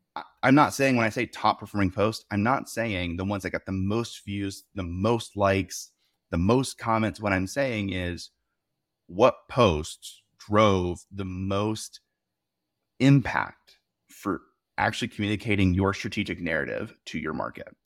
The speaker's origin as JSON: {"language": "English", "region": "the South", "country": "United States", "tie": "born or raised there", "said": "I was raised in the South"}